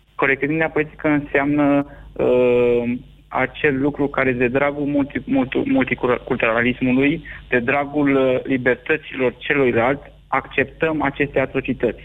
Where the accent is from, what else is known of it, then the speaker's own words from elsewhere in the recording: Romania; noi, ca și români